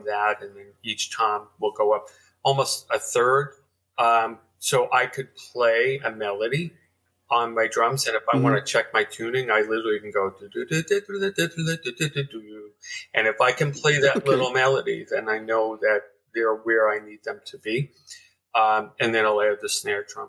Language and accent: English; New York, United States; I grew up in New York